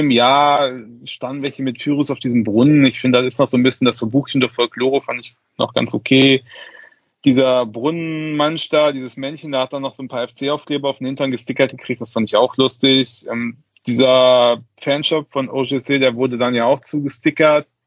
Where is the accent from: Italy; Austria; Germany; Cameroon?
Germany; Cologne, North Rhine-Westphalia; man konnte das sehen als Kölner, hat man natürlich gemerkt, wir Kölner